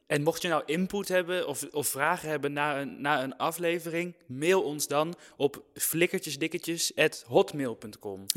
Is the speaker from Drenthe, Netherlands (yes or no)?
yes; Drenthe, Netherlands; ik ben 22 jaar, ik kom uit Drenthe.